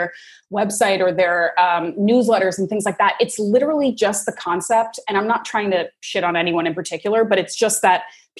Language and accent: English; Canada; I grew up in Canada to American parents